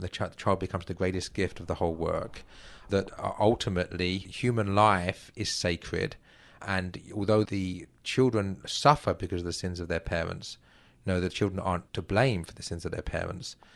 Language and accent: English; England, United Kingdom; moved away as an adult; now in United States; as an Englishman